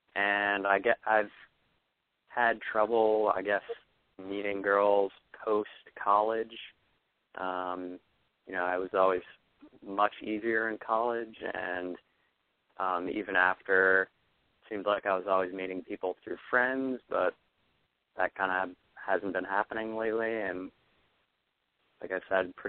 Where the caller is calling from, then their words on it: Boston, Massachusetts, United States; I'm 24, calling from Boston.